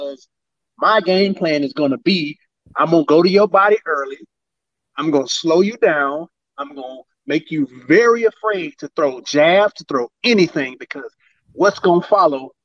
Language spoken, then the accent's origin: English; Alabama, United States; now in Atlanta, United States; I only live in Atlanta. I'm not from Atlanta. I'm from the beautiful, great state of Alabama